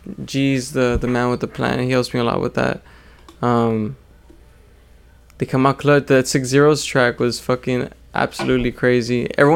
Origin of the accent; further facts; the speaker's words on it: Edinburg, Texas, United States; also born or lived in McAllen, Texas; Yeah, I'm in McAllen, Texas, but I was born and raised in Edinburgh.